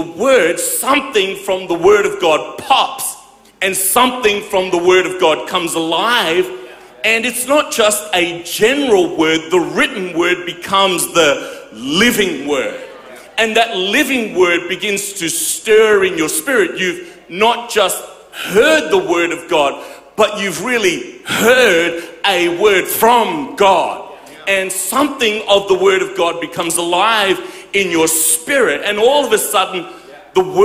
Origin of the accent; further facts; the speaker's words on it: Perth, Western Australia, Australia; I grew up in Perth